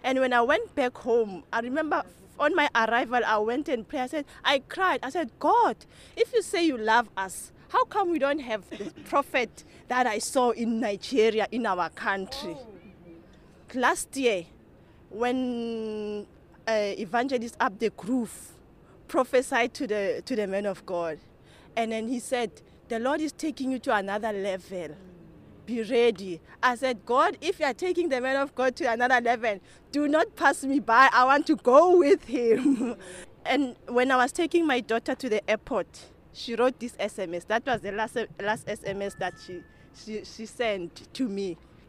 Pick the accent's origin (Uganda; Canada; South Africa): South Africa; I'm from South Africa.